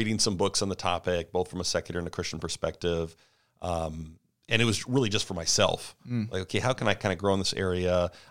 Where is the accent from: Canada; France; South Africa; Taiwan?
Canada; moved away as an adult; now in United States; But I grew up, born and raised in Canada, came down to the States.